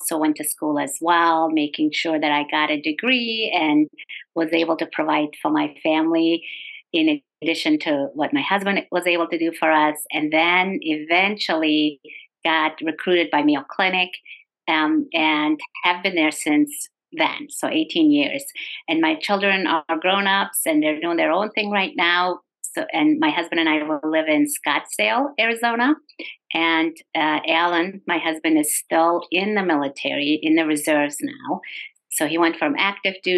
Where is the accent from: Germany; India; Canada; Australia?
Germany; moved away as an adult; also born or lived in South Dakota; now in United States; I grew up in Germany in a Turkish family, met my husband in Germany who was stationed in Fulda, Germany